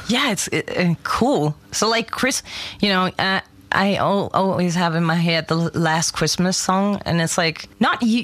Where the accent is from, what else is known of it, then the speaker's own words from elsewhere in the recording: Germany; English is a second language; I'm born and raised in Germany